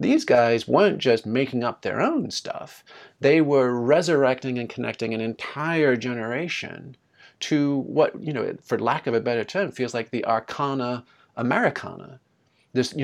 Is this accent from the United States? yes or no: no; United Kingdom; moved away; an uptight British kid